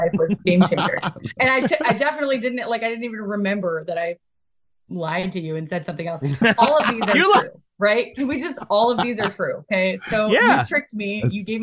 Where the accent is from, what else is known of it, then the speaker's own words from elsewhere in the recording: Detroit, Michigan, United States; we're from Detroit, Michigan.